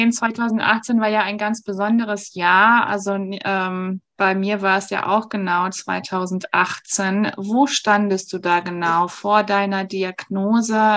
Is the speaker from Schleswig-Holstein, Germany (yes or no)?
no; Hüllersbüttendorf, North Rhine-Westphalia, Germany; born there; ich komme gebürtig aus Hüllersbüttendorf, also ein mini kleiner äh, Pupsort Ort, aber wunderschön gelegen.